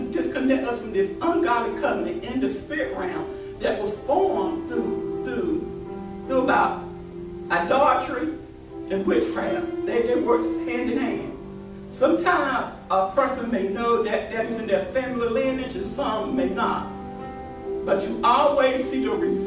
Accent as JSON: {"language": "English", "town": "Raleigh", "region": "North Carolina", "country": "United States", "said": "I'm from Raleigh"}